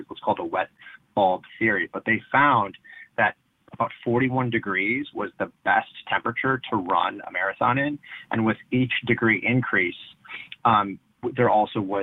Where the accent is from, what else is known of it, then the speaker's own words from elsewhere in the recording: Wisconsin, United States; I grew up in Wisconsin